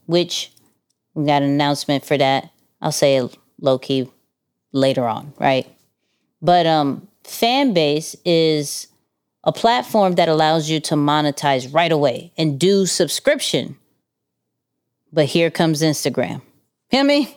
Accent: New York City, New York, United States; we're from Queens

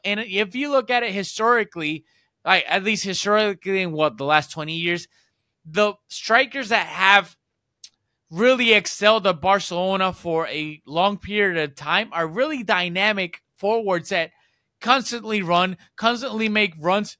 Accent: Puerto Rico; I'm from Puerto Rico

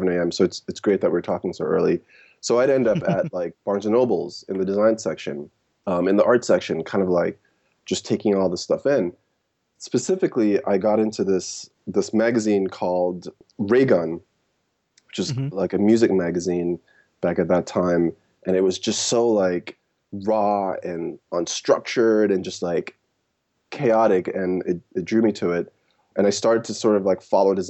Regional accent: New York City, New York, United States; also born or lived in Jamaica; I grew up in New York, like I mentioned. I'm originally from Jamaica, the West Indies. And, you know, in the 90s, I moved to Brooklyn, me and my mom.

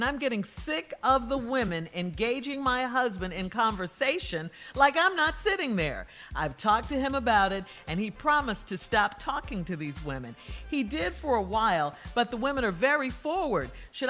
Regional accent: Chicago, Illinois, United States; Want to get into radio growing up in Chicago.

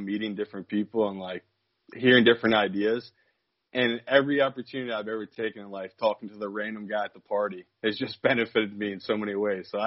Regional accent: New Jersey, United States; I'm from South Jersey, like near Philly

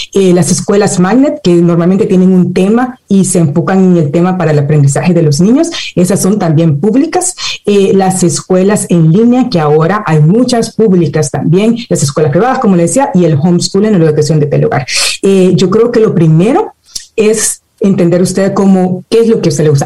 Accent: El Salvador; now in United States; nací en El Salvador, crecí en El Salvador

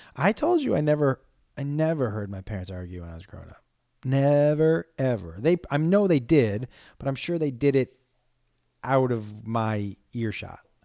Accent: Amherst, Massachusetts, United States; born or raised there

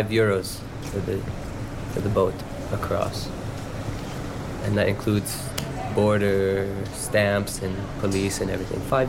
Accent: United States; I was born in America

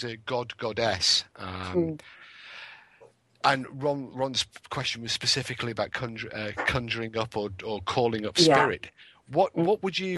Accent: Cheshire, North West England, United Kingdom; also born or lived in Wales; I'm also from Cheshire

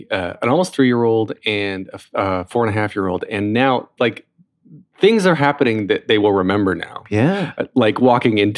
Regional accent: Columbus, Georgia, United States; I was born in Columbus, Georgia

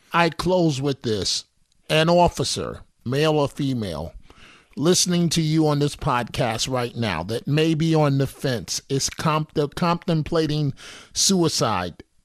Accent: New York City, New York, United States; growing up in New York City

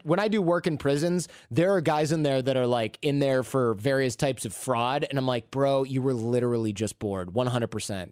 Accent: Michigan, United States; moved away as an adult; now in Northern California, United States; I go back to Michigan where, like, you're sixteen, you have your own car

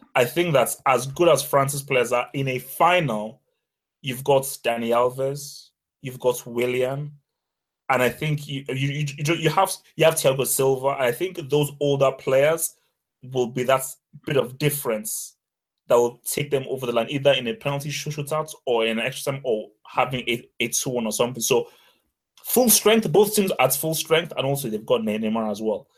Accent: Nigeria; I'm Nigerian

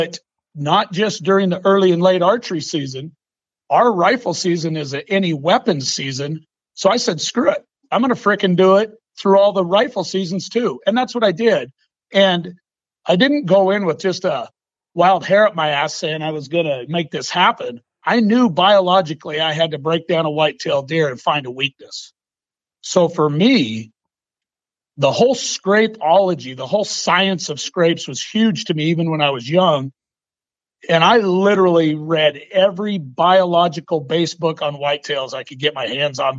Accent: the Northwest, Pacific Northwest, United States; I'm from the Northwest

